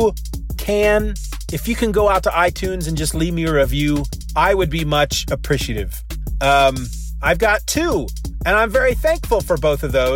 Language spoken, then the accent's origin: English; Kansas, United States; I'm from Kansas